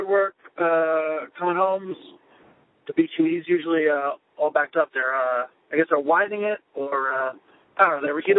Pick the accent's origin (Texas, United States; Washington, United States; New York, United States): New York, United States; Plainview; also born or lived in Queens, New York / Philadelphia; I grew up in Plainview. I live in Beth Page now.